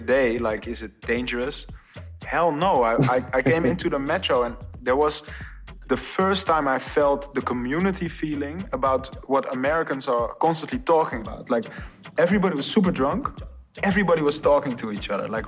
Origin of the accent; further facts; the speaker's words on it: Amsterdam, North Holland, Netherlands; Amsterdam is my hometown